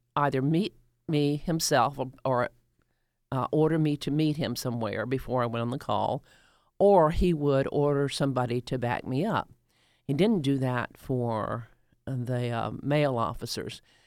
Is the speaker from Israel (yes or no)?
no; the rural South, United States; also born or lived in Doraville, Georgia; now in Atlanta, United States; I grew up in the rural South until I w, until nineteen sixty-two when we moved here